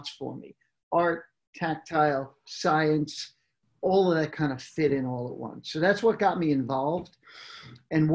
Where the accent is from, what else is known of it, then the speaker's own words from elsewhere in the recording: New York, United States; moved away as an adult; also born or lived in Manhattan / Brooklyn Heights; now in California, United States; I grew up in New York